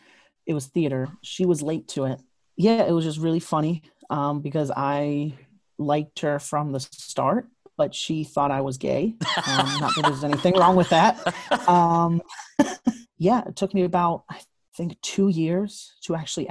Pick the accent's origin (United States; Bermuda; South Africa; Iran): Bermuda; I'm from Bermuda like Andrew